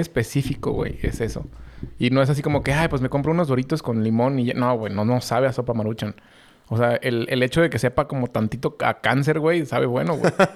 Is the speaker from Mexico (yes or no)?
yes; Mexico; nosotros somos los hijos de Estados Unidos que no queremos ser sus hijos